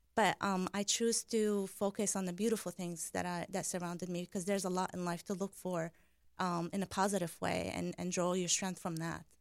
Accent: Deir al-Qamar, Mount Lebanon, Lebanon; I was born in 1981 in Deir al-Amar. Deir al-Amar means Monastery of the Moon in Lebanon

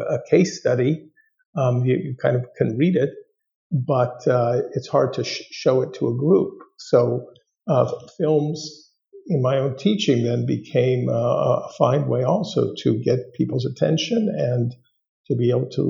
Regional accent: Los Angeles, California, United States; I grew up in the Southland of Los Angeles and spent a good number of years in North Hollywood, California

